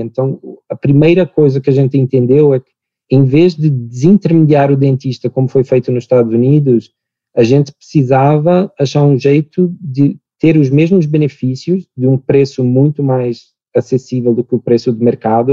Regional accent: Portugal; accent: Portuguese; moved away as an adult; also born or lived in United States / New York; now in Brazil; eu sou português, meu sotaque ia me entregar muito rapidamente

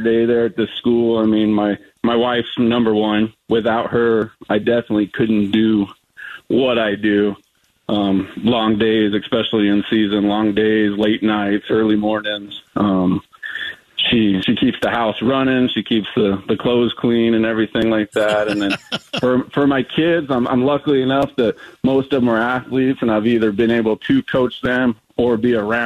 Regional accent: Prescott, Arizona, United States; I'm born and raised in Prescott, Arizona.

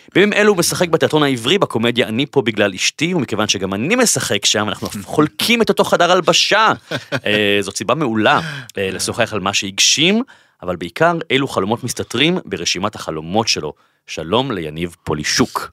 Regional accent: Bat Yam, Tel Aviv District, Israel; נולדתי בבת ים, הורים גרושים, אימא חד-הורית, בקושי כסף בבית

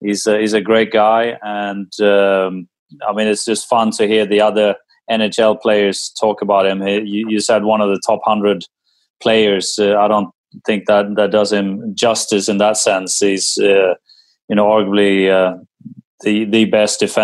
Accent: Sweden; growing up in Sweden

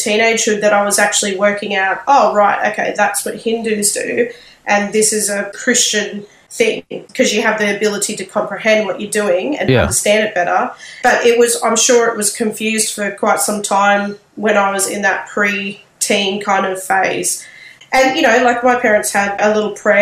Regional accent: Sydney, New South Wales, Australia; moved away as an adult; now in Brisbane, Australia; I was born in Sydney and was raised there

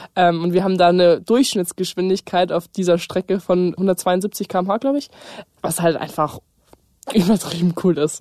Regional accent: Munich, Bavaria, Germany; ich komme aus München, ich bin 18 Jahre alt und ich bin Rennfahrerin

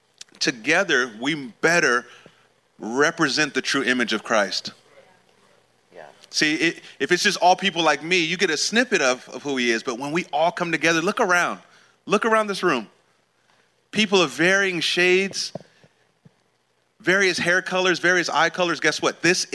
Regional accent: California, United States; I'm from California originally.

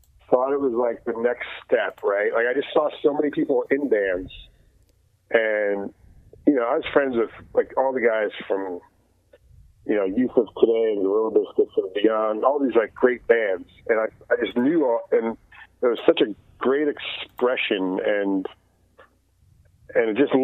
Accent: New Jersey, United States; I grew up in New Jersey, and I could take a train to New York City

